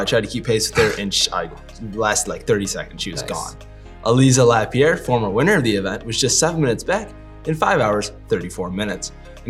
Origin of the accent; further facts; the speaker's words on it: near Lake County, Ohio, United States; in Lake County, Ohio, near my hometown.